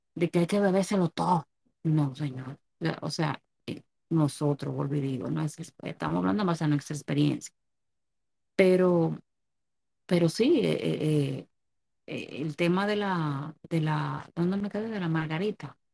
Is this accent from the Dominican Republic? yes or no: yes; Dominican Republic